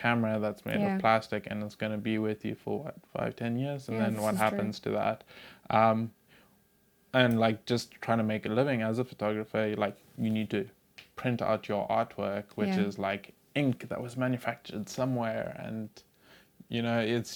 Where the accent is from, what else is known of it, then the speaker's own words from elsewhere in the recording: Zimbabwe; I grew up in Zimbabwe